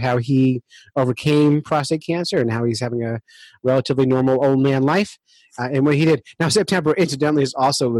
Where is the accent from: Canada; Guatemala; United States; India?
United States; Camden, New Jersey; now in New Hampshire, United States; I'm from Camden, New Jersey